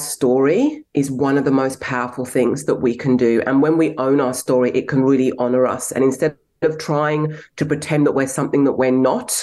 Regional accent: England, United Kingdom; now in Australia; I was born in England, but I have Nigerian heritage. I'm an Australian citizen, and I've had a very, very diverse life.

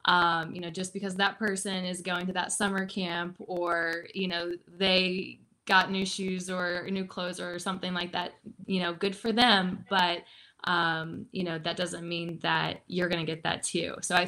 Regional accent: Midwest, United States; I grew up in the Midwest, and, you know, it never felt like we were like in poverty or anything like that.

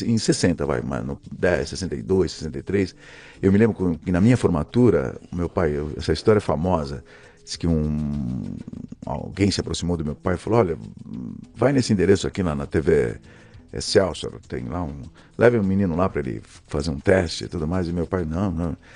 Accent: São Paulo, Brazil; Então, sou daqui da Vila Prudente. Eu nasci na, eh, na Vila Prudente, mas eu nasci na, eh, na maternidade do Brás

